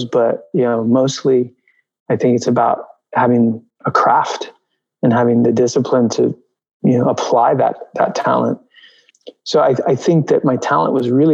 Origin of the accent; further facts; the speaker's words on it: New York, United States; also born or lived in Albuquerque, New Mexico; I grew up in New York. I grew up on the Upper West Side. I was born in Albuquerque, New Mexico